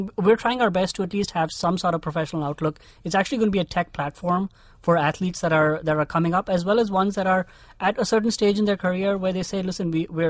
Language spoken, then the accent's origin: English; India; I think one of the privileges that I had growing up as an army brat was having access to all of these clubs and, like you said, the gymkhanas.